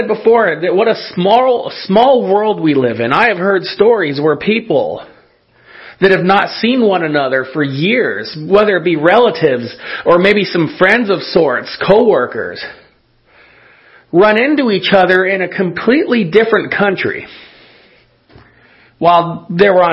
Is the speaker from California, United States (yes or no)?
yes; California, United States; moved away; people that I knew from where I grew up in California